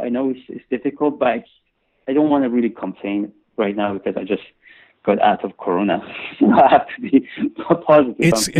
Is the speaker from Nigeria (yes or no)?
no; Iran; I had a strange childhood, when we were growing up in Iran after the time of revolution and during the war